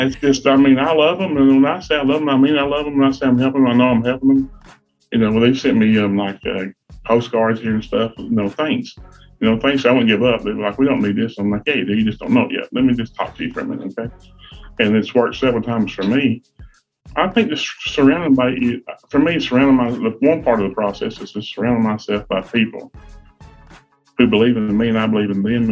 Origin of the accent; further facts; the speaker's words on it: Grundy, Virginia, United States; I come from Grundy, Virginia. It's a little coal mining town.